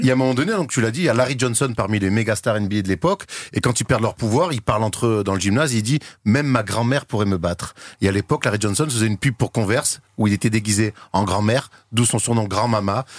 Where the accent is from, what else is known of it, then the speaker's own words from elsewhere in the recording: Marseille, Provence-Alpes-Côte d'Azur, France; je suis de Marseille